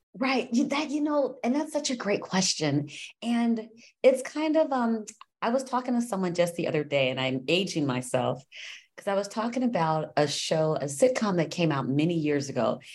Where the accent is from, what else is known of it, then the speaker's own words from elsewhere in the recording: Los Angeles, California, United States; I'm from Los Angeles